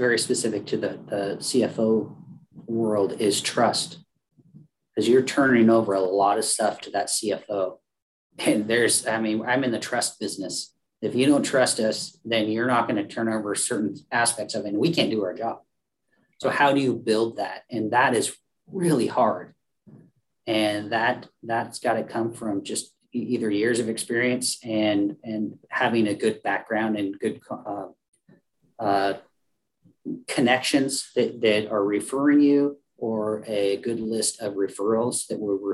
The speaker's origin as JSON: {"language": "English", "region": "Oregon", "country": "United States", "said": "we're from Oregon, so we love the outdoors"}